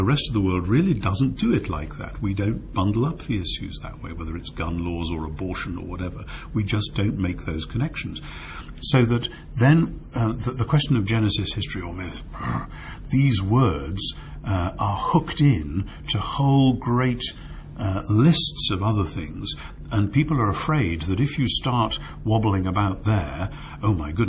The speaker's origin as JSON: {"language": "English", "country": "United Kingdom", "said": "as a Brit"}